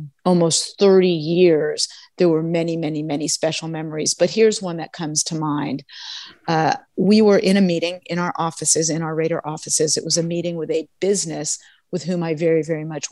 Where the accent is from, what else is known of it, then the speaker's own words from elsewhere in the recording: Los Angeles, California, United States; I did grow up in Los Angeles, in West Los Angeles, and I'm back here now